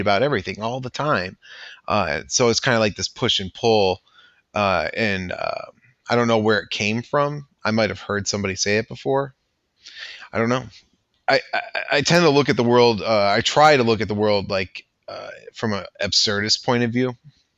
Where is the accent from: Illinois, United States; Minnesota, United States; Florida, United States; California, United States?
Illinois, United States; west suburbs of Chicago; I am from the west suburbs of Chicago